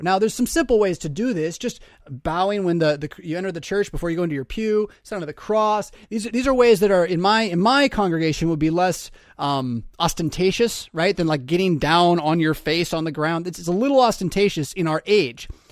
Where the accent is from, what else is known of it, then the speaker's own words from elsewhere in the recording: United States; as American Christians